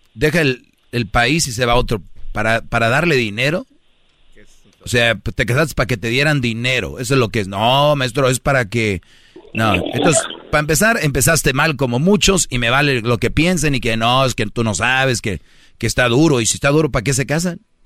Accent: Mexico; now in United States; Yo conozco muy bien mi país, estoy seguido en mi país

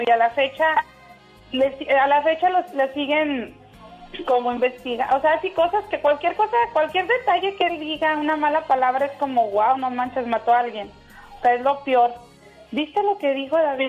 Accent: León, Guanajuato, Mexico; moved away as an adult; now in Tijuana, Mexico; yo soy de León

